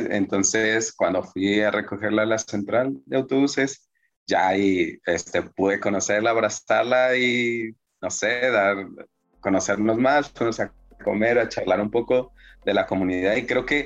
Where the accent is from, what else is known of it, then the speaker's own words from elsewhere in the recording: Mexico; de México.